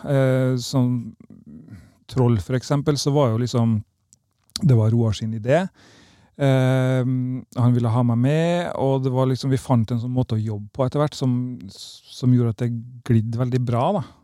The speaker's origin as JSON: {"language": "Norwegian", "town": "Kristiansund", "region": "Møre og Romsdal", "country": "Norway", "tie": "born or raised there", "also_born_or_lived": "Lillehammer", "moved": "yes", "said": "i Kristiansund, der jeg vokste opp"}